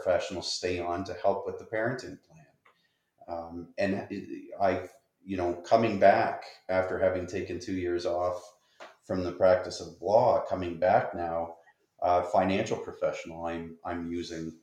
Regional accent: Windsor, Ontario, Canada; I'm from Windsor

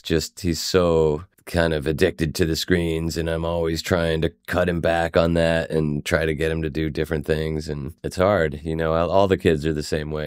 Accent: Swarthmore, Pennsylvania, United States; I grew up in Swarthmore, Pennsylvania

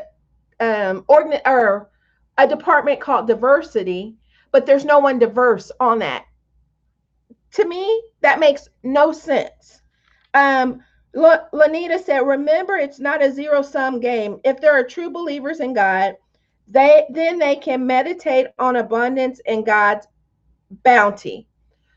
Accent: Tonganoxie, Kansas, United States; I grew up in Tonganoxie, Kansas

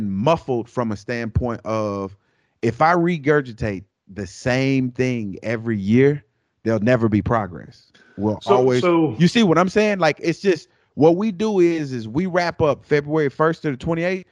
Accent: United States; When I say we, I'm talking about Americans

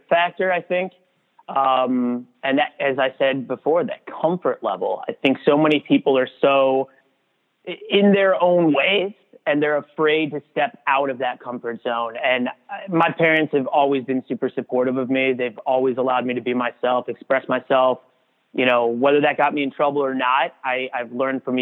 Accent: Cleveland, Ohio, United States; moved away as an adult; also born or lived in Kentucky; now in Seattle, United States; I grew up in Ohio around Cleveland, and we spent 18 years there

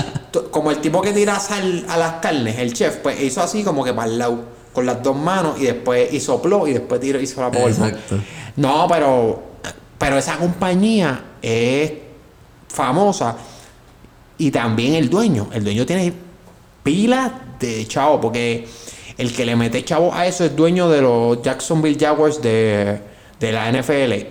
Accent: Puerto Rico

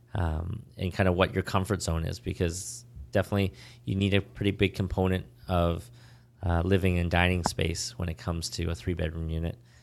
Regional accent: Vancouver, British Columbia, Canada; also born or lived in Ontario; now in Toronto, Canada; growing up in Vancouver

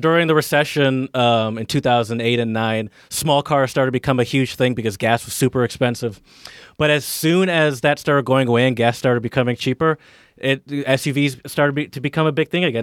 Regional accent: Detroit, Michigan, United States; moved away; also born or lived in Philadelphia; I grew up in kind of in, in the, in the suburbs of, of the, of Michigan, uh, excuse me, in the suburbs of Detroit.

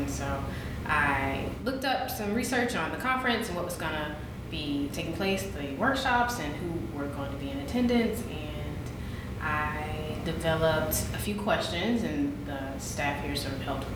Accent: South Carolina, United States; I'm from South Carolina

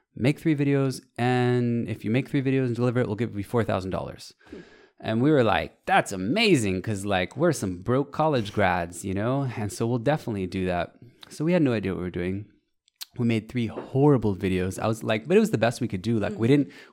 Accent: United States; I'm American

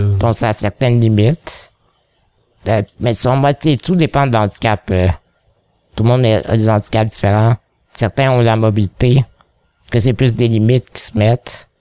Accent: Quebec, Canada; accent: Québécois; j'ai un accent québécois quand je parle en anglais

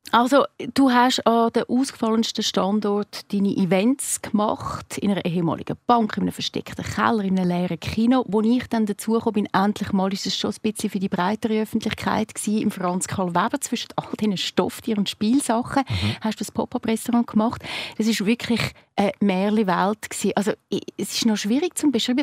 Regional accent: Zurich, Switzerland; als Zürcherin

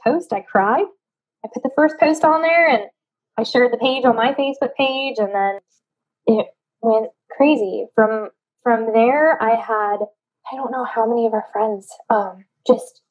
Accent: Cheyenne, Wyoming, United States; also born or lived in Kodiak, Alaska; now in New Orleans, United States; I grew up in Cheyenne, Wyoming

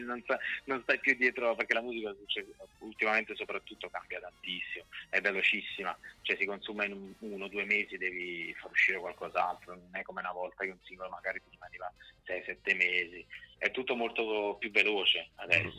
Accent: Naples, Campania, Italy; now in Milan, Italy; della mia terra

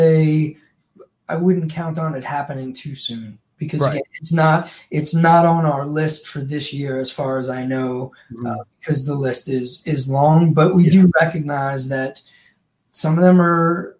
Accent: Long Island, New York, United States; born or raised there; moved away

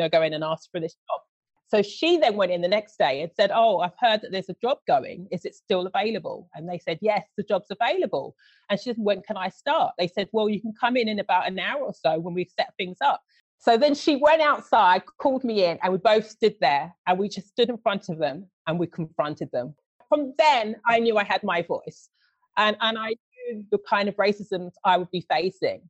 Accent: London, United Kingdom; moved away; also born or lived in United States / Australia; it was just nice growing up in London

